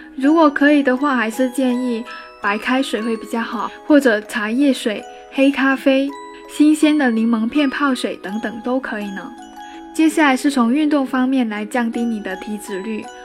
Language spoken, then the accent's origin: Chinese; China; 我们中国人